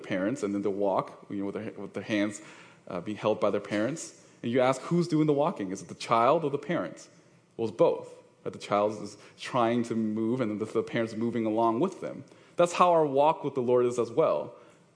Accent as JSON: {"language": "English", "area": "East Bay", "region": "California", "country": "United States", "said": "I'm from the East Bay, so I'm representing East Bay here."}